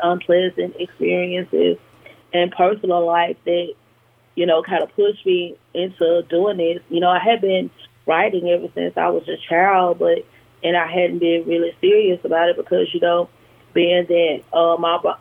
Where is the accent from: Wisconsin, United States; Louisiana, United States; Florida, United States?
Louisiana, United States; Monroe; also born or lived in Baton Rouge, Louisiana; my college years in Monroe, in my hometown